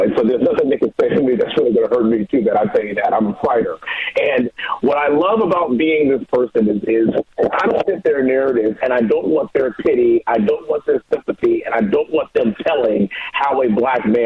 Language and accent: English; Houston, Texas, United States; the greater Houston area where I was born and raised here in Congressional District 38